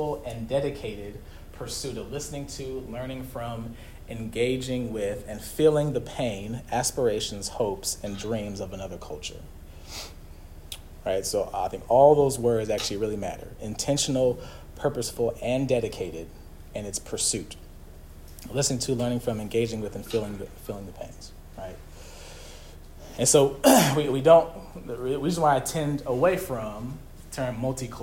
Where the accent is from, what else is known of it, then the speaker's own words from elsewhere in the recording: United States; we are American